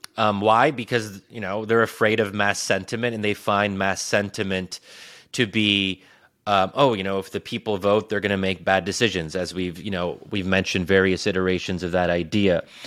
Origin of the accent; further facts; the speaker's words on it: United States; I'm American, that I was born and raised in this country